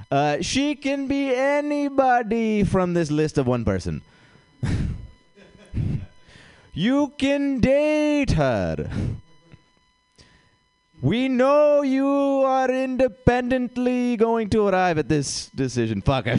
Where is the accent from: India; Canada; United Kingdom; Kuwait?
India; Guys, I am an Indian comic, but don't worry.